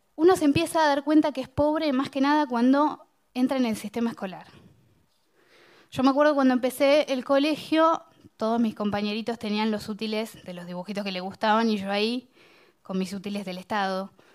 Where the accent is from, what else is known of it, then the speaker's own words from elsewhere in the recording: Bahía Blanca, Buenos Aires Province, Argentina; soy de Villa Caracol, una de las villas más pobres de Bahía Blanca, donde yo crecí no había baño